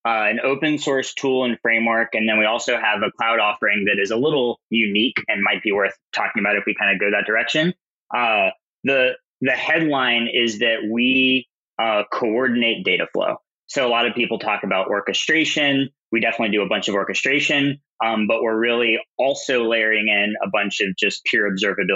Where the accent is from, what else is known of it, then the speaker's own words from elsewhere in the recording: Southern Louisiana, United States; moved away; also born or lived in Austin; I'm originally from Southern Louisiana, so not exactly a hotbed of tech activity.